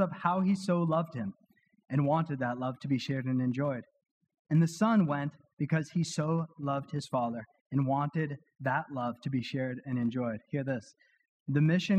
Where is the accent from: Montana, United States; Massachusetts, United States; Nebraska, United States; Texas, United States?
Massachusetts, United States; Weymouth; my hometown in Weymouth